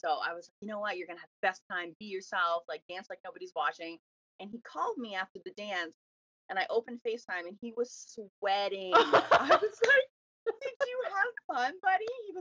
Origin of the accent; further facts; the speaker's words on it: Miramichi, New Brunswick, Canada; I am from Miramichi, New Brunswick